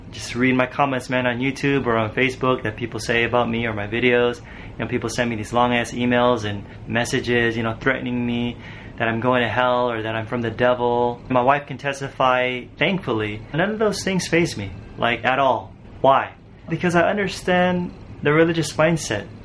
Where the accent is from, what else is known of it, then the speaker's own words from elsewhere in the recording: Los Angeles, California, United States; I wanted her to see where I grew up back in Cali and LA and get to know my family